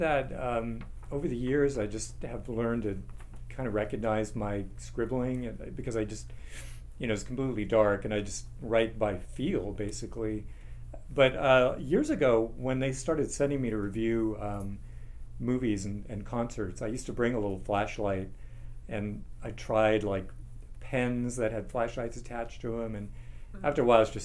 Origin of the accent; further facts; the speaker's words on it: San Diego, California, United States; I grew up in San Diego